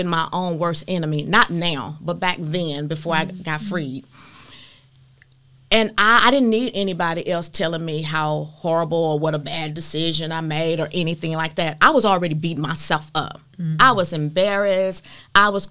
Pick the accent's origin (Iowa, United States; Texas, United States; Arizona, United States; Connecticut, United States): Texas, United States; Hempstead; go back to my hometown, Hempstead, Texas